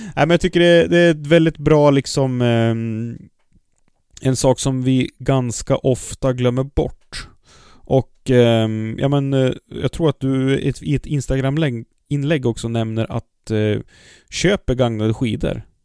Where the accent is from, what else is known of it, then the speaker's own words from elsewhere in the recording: Kramfors, Västernorrland County, Sweden; moved away; när jag bodde i Kramfors och körde. Jag är född i Kramfors